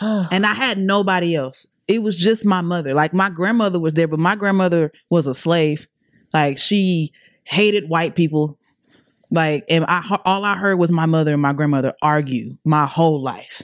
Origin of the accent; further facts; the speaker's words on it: Atlanta, Georgia, United States; also born or lived in Clayton County, Georgia; I'm originally from Atlanta. I'm a A T L baby